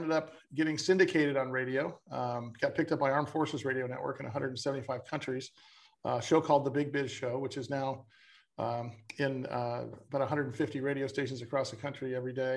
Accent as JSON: {"language": "English", "town": "San Diego", "region": "California", "country": "United States", "tie": "born or raised there", "said": "I was born and raised in San Diego"}